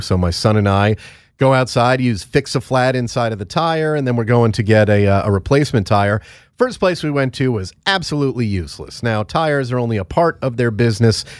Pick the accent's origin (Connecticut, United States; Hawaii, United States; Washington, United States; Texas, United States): Connecticut, United States; moved away; my home state of Connecticut.